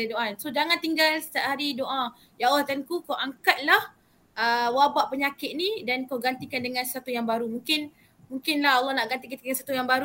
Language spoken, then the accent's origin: Malay; Malaysia; Saya sebagai rakyat Malaysia lah.